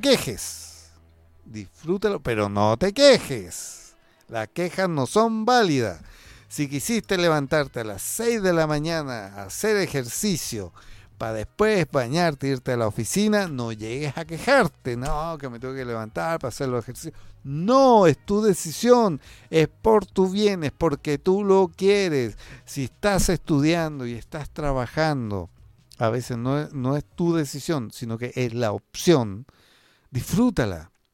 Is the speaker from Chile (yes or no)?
yes; Chile; somos tercos los chilenos